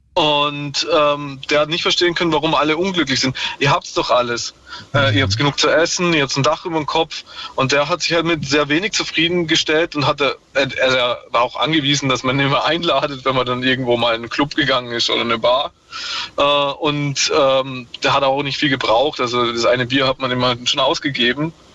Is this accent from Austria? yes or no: yes; Vorarlberg, Austria; nach Vorarlberg gekommen, wo ich herkomme und ist dann da zur Schule gegangen